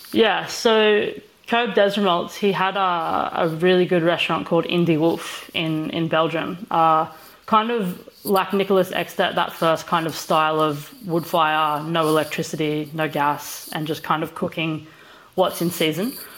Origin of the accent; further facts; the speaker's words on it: Australia; we're both Australian